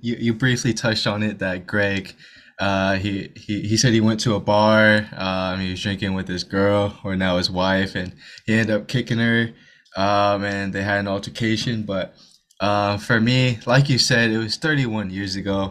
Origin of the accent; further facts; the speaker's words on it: Houston, Texas, United States; we're Texas natives. Obviously, I'm from Houston